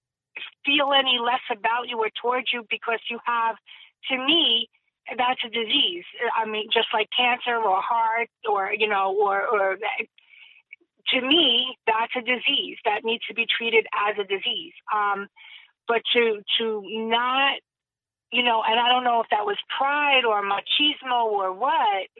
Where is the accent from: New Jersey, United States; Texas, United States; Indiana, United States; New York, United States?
New Jersey, United States; Jersey City; like we were all 90% of us, I should say, were born and raised in Jersey City.